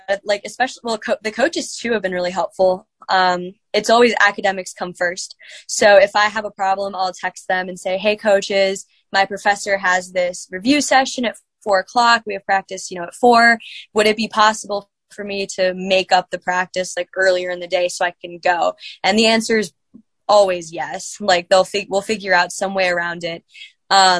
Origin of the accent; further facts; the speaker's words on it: Virginia, United States; moved away as an adult; now in Indiana, Pennsylvania, United States; I'm from Virginia, coming to IUP